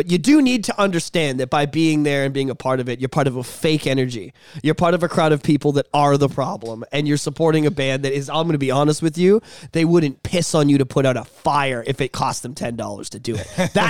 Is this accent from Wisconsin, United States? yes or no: no; Compton, California, United States; I grew up in Compton. Like, I'm fucking real.